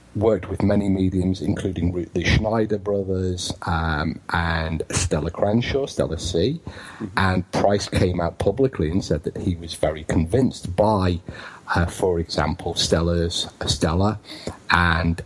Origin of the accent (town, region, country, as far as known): United Kingdom